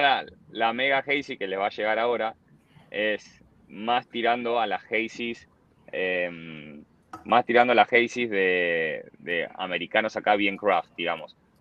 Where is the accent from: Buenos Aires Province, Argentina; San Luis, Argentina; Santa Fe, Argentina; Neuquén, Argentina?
Buenos Aires Province, Argentina; Bahía Blanca; moved away as an adult; now in Miami, United States; Bahía Blanca un día, que es mi ciudad, yo no soy de Buenos Aires, soy del, interior del país